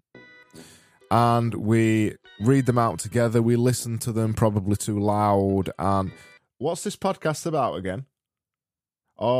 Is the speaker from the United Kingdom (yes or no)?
yes; United Kingdom; me being British